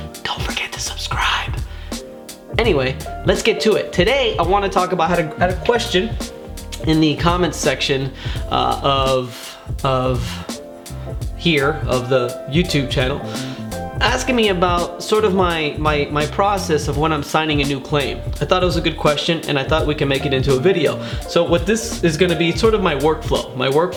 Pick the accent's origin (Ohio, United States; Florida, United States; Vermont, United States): Florida, United States; Miami; born and raised in Miami